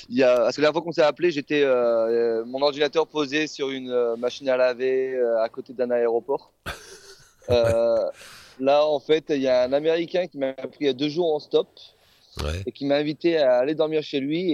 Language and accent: French; France; on est français